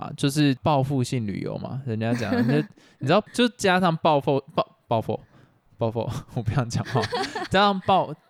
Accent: Taiwan; 我们台湾人不是国人，让我们自己台湾人

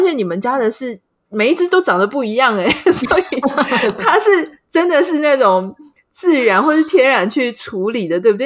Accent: Pingtung County, Taiwan; 我自己也是屏东人嘛，所以小时候玩一玩真的还有这种摔到田里然后脚拔不起来的那种经验

